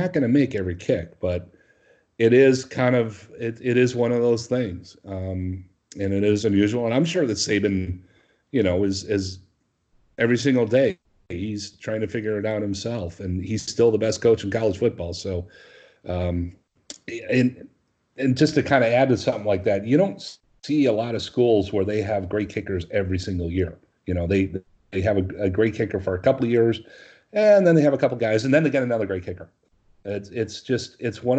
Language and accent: English; Minnesota, United States; moved away; I'm originally from Minnesota